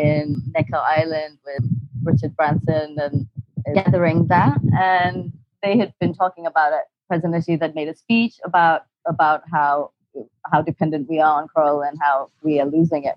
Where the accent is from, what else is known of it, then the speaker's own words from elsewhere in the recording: Maldives; I'm a marine biologist and I'm from the Maldives